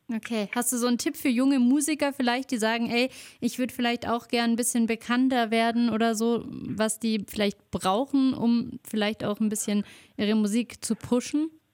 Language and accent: German; Allgäu, Bavaria, Germany; bei uns im Allgäu